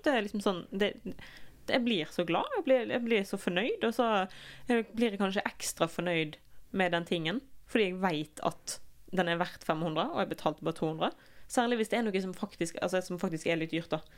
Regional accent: Norway; vi er nordmenn

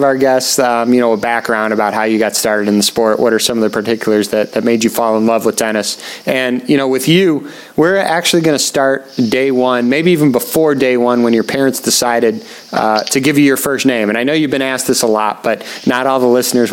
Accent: Highland Park, Illinois, United States; my hometown where I grew up for over 20 years, Highland Park, Illinois

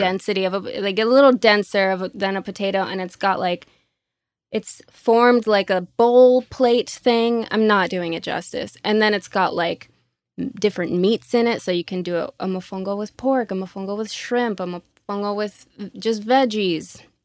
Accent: Orlando, Florida, United States; first language Spanish; English is a second language; moved away as an adult; now in Los Angeles, United States; Born and raised in Orlando, Florida

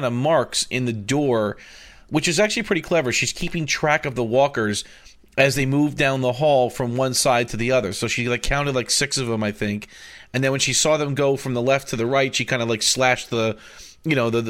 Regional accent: United States; as an American

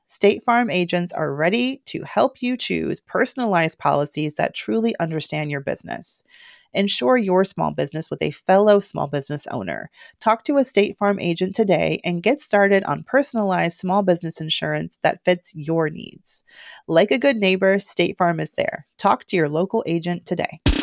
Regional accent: the South, United States; I'm from the South

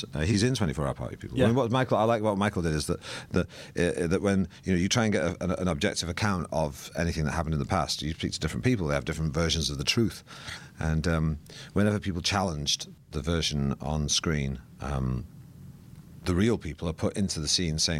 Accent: Manchester, North West England, United Kingdom; because I grew up in Manchester, and the world that the movie's set in was a world that I was tangentially involved in my youth.

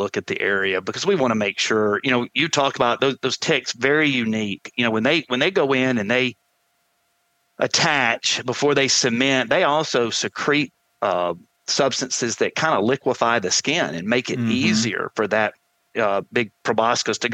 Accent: the South, United States; growing up in the South around gun dogs

